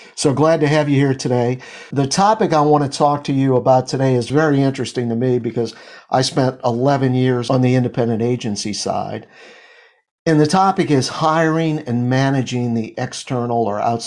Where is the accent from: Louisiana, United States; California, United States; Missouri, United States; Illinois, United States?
Louisiana, United States; New Orleans; My hometown